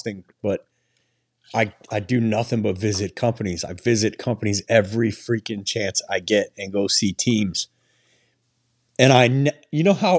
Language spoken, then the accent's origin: English; Detroit, Michigan, United States; now in Arizona, United States; I grew up in Detroit though, so it was a lot of union